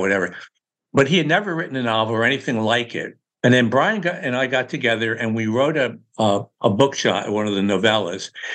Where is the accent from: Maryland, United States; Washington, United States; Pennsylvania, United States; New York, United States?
New York, United States; Newburgh; now in Palm Beach, United States; Newburgh, New York, my hometown, man, where my mom was